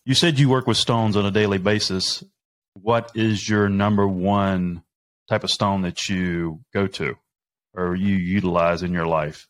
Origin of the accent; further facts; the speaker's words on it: the South, United States; I'm from the South, right? Baptist, Baptist church